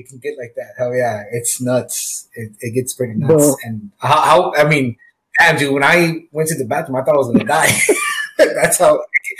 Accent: San Antonio, Texas, United States; we are from San Antonio, yeah. Texas.

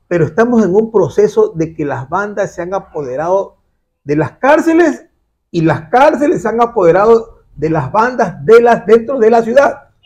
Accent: Guayaquil, Guayas, Ecuador; que es como guayaquileño, pues aquí en el barrio Orellana

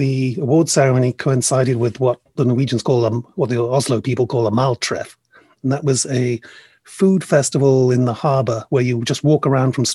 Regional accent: Wales, United Kingdom; I grew up in Wales

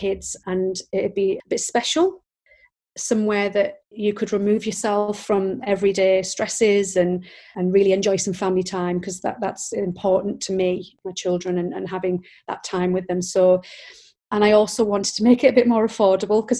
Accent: Billingham, North East England, United Kingdom; moved away as an adult; also born or lived in London; now in Yarm, United Kingdom; when I moved back up, I'm from Billingham, which is not far from Yarm, so moved to Yarm from London

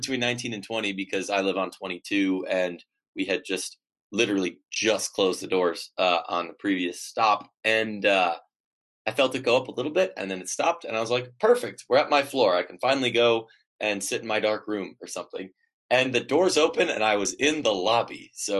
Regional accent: Midwest, United States; moved away; I'm a Midwesterner

